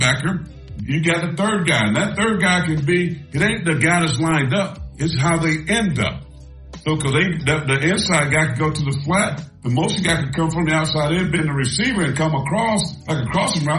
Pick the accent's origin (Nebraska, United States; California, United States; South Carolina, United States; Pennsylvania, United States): South Carolina, United States; moved away as an adult; also born or lived in New York City; I was from Patriots, South Carolina, 2,500 people